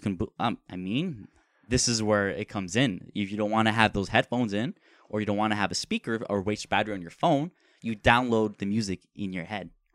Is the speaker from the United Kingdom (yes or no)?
no; Canada; since we're Canadian